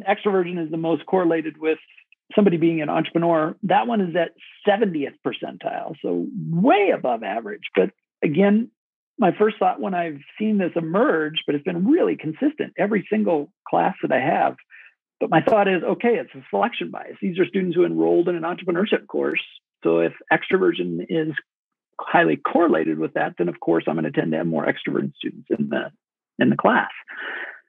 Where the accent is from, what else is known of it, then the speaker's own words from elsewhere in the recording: Kenesaw, Nebraska, United States; I grew up in Kennesaw, Nebraska, population 850